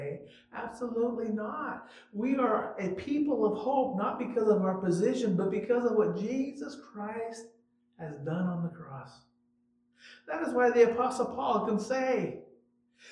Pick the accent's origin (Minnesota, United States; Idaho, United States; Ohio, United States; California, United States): Idaho, United States; Nampa; now in Quincy, United States; I was born in Nampa, Idaho.